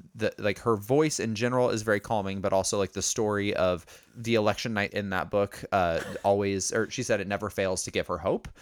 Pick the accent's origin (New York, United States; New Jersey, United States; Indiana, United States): Indiana, United States; growing up in Indiana